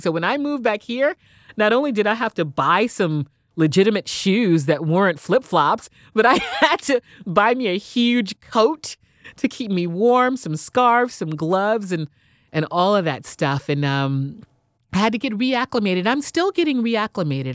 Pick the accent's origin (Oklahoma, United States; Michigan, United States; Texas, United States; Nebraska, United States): Texas, United States; Houston; moved away as an adult; also born or lived in San Diego / New York City; I was born and raised in Houston